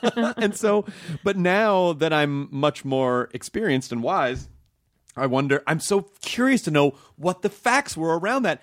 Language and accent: English; Memphis, Tennessee, United States; also born or lived in Kentucky; now in Los Angeles, United States; I grew up in Tennessee.